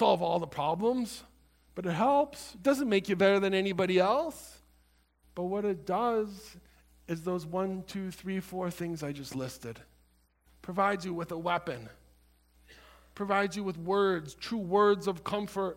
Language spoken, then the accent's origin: English; Illinois, United States; I was from Illinois